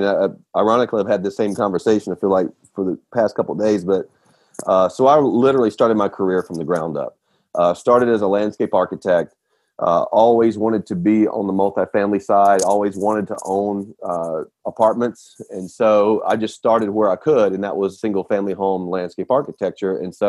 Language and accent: English; Nashville, Tennessee, United States; now in Roswell, United States; So we're from Nashville. Currently live in Atlanta.